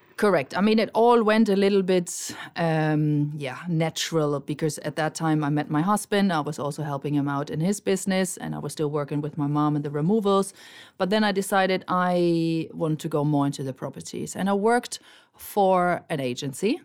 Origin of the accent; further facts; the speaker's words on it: Germany; moved away as an adult; now in Marbella, Spain; I'm originally from Germany, but I already live in Spain for more than twenty-five years